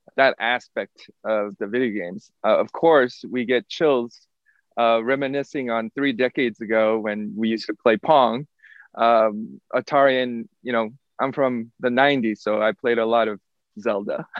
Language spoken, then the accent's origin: English; South Korea; now in Lubbock, United States; I am originally from South Korea.